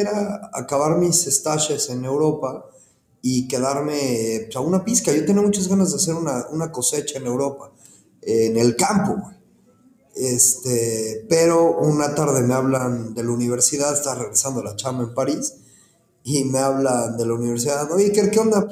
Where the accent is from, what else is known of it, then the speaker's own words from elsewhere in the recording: Mexico City, Mexico; moved away as an adult; also born or lived in Cancún, Quintana Roo; now in Ensenada, Mexico; soy originario de la Ciudad de México